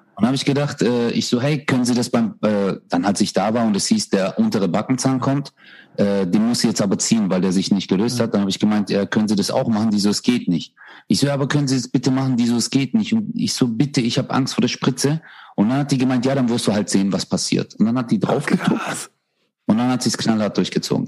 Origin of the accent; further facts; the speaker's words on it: Stuttgart, Baden-Württemberg, Germany; bei uns in Stuttgart